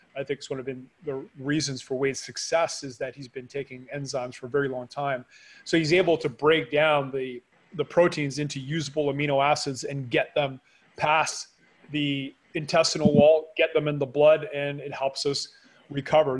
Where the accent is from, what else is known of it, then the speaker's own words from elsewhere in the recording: Canada; now in Panama; I am a Canadian living in Panama